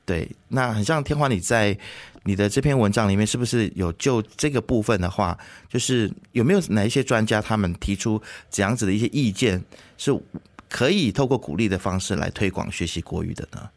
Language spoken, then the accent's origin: Chinese; Malaysia; 我过去其实在学校念书的时候，因为我是念国民型中学